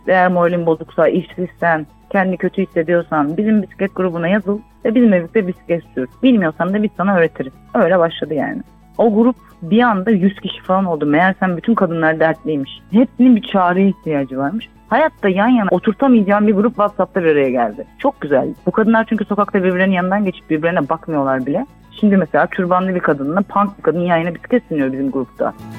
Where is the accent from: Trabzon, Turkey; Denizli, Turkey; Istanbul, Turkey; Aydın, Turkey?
Istanbul, Turkey; also born or lived in England / United States; Ben Göztepe Bağdat Caddesi Özgürlük Parkı civarında büyüdüm